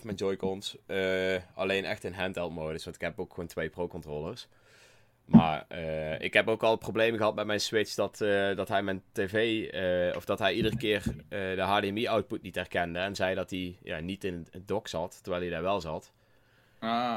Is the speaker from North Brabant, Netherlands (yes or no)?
yes; North Brabant, Netherlands; accent: Brabants; mijn Brabantse stem